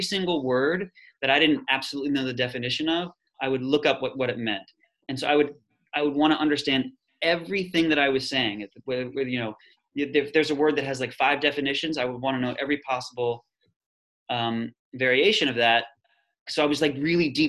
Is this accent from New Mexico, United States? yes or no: no; Columbia, Maryland, United States; I'm from Columbia, Maryland, which is between Baltimore and DC